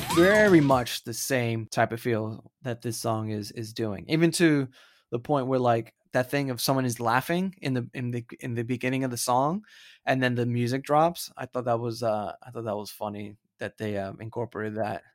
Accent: Florida, United States; I'm from Florida

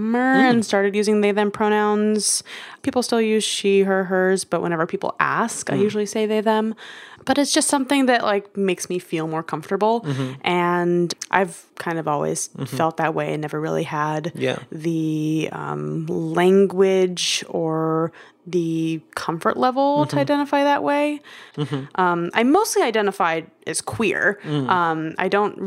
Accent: New York, United States; I'm a New Yorker

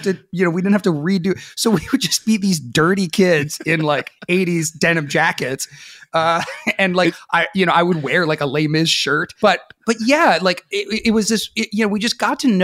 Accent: Sebastopol, California, United States; I grew up outside of Sebastopol, California in Sonoma County, out in the Redwoods

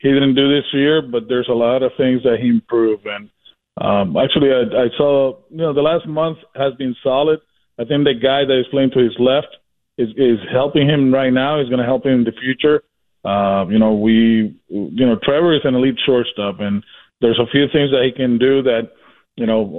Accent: Puerto Rico; moved away; I'm from Puerto Rico

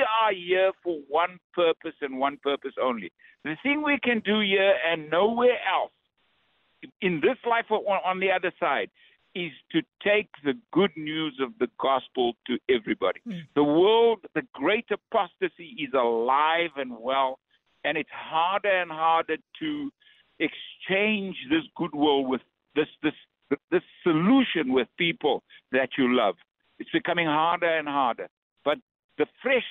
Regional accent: South Africa; moved away; I'm from South Africa

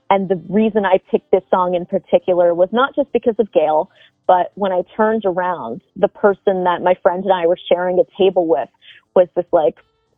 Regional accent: New Jersey, United States; We're both from Jersey

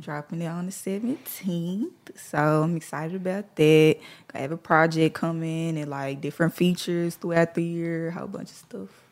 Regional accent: Memphis, Tennessee, United States; I'm from the East

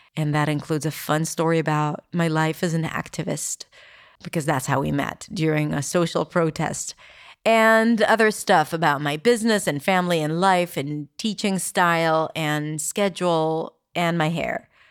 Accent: Petah Tikva, Central District, Israel; English is a second language; now in Tel Aviv, Israel; I was born and raised in Israel. I grew up in Petah Tikva, and now I live in Tel Aviv

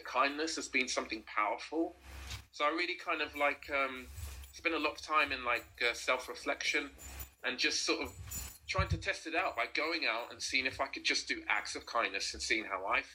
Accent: London, United Kingdom; I'm from South London, born and raised

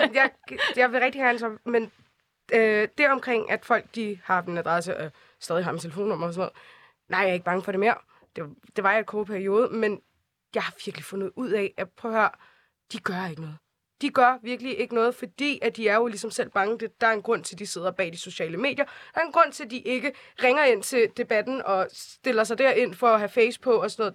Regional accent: Copenhagen, Capital Region of Denmark, Denmark; jeg er vokset op i Nordvest

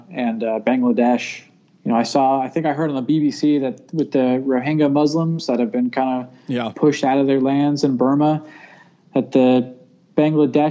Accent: East Coast of Florida, United States; moved away; also born or lived in Tallahassee, Florida; I grew up on the East Coast

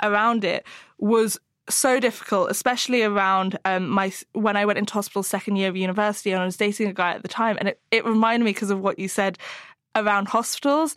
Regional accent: Hong Kong; I grew up in Hong Kong

